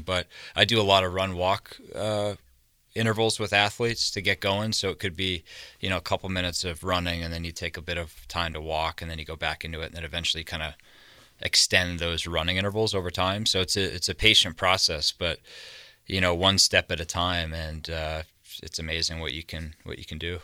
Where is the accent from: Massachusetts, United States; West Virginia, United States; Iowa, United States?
Massachusetts, United States; just south of Boston; now in Montana, United States; East Coast, I've just grown up just south of Boston.